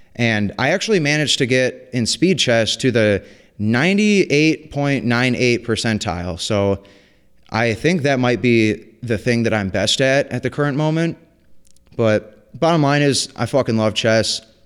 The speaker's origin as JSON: {"language": "English", "town": "White Lake", "region": "Michigan", "country": "United States", "tie": "born or raised there", "said": "I grew up in White Lake, Michigan"}